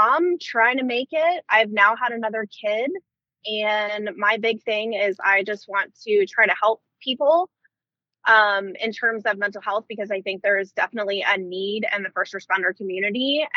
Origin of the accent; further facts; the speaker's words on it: Northern Virginia, United States; I grew up in Northern Virginia